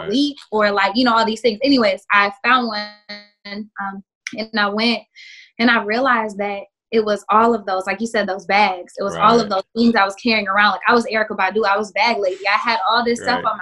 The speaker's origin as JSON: {"language": "English", "region": "Oklahoma", "country": "United States", "tie": "born or raised there", "said": "growing up in Oklahoma, because I'm from there also, being in the Bible Belt"}